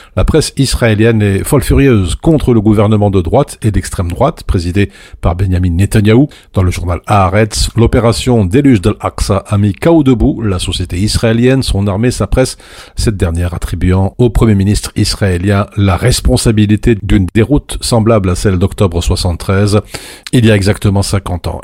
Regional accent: Belgium; chez nous en Belgique

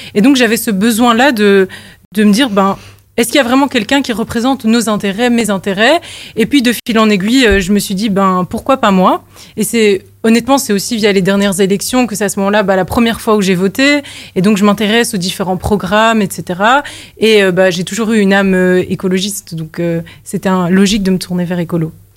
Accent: Molenbeek-Saint-Jean, Brussels-Capital Region, Belgium; j'ai grandi à Molenbeek

